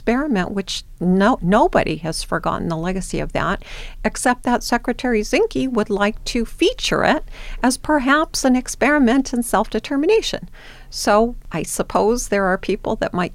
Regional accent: Los Angeles, California, United States; I grew up in Los Angeles in an area right by an urban Indian center

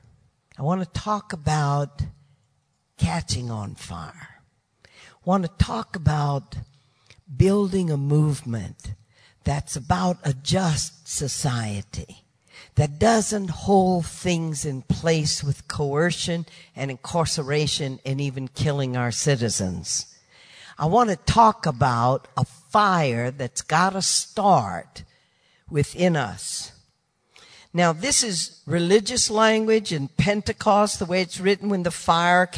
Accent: Baton Rouge, Louisiana, United States; accent: Southern; also born or lived in New Orleans; I come from the South. And I was born in Baton Rouge, lived in New Orleans most of my life.

